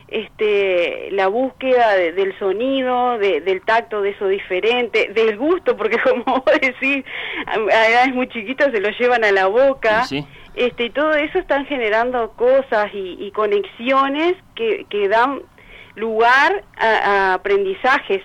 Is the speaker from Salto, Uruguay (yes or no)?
yes; Salto, Uruguay; moved away as an adult; also born or lived in Montevideo; soy de acá, viví unos años en Montevideo, pero ahora ya hace como cuatro años que volvimos para Salto